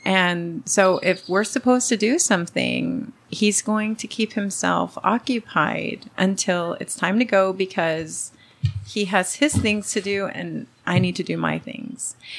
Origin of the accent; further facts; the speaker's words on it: Los Angeles, California, United States; first language Spanish; English is a second language; I grew up in Southern California. I was born in LA.